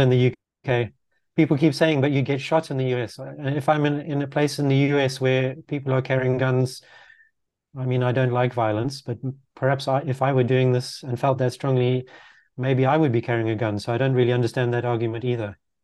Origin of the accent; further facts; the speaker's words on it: Zimbabwe; also born or lived in Netherlands; now in London, United Kingdom; growing up in Zimbabwe